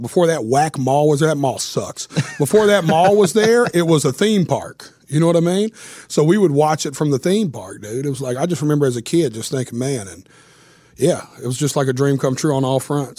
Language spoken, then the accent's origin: English; Nashville, Tennessee, United States; I was born and raised right here in Nashville